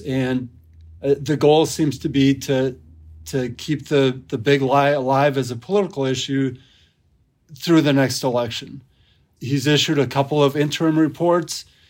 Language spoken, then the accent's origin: English; near Madison, Wisconsin, United States; I grew up in Wisconsin, not far outside of Madison